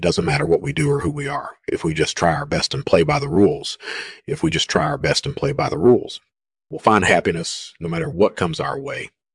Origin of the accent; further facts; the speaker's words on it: Montana, United States; I grew up in Montana